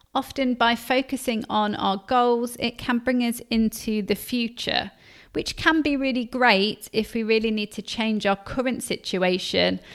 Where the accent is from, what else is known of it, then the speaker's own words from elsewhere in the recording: Leicester, East Midlands, United Kingdom; I grew up in Leicester